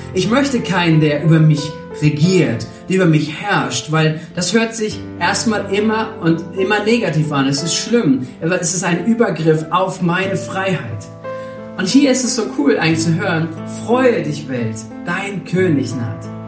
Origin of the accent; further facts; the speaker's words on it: Germany; bei uns in Deutschland